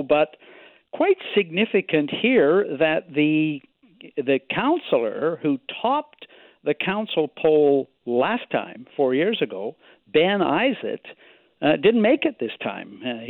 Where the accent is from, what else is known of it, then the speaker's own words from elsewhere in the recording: Victoria, British Columbia, Canada; my hometown, Victoria